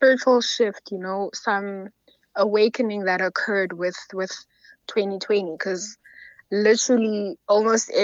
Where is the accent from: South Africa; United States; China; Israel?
South Africa; it's hard being a South African woman.